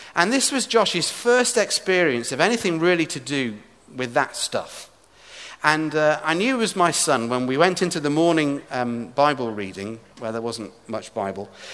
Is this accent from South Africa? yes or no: no; England, United Kingdom; moved away as an adult; now in Edinburgh, United Kingdom; somebody who is from England, now living in Scotland.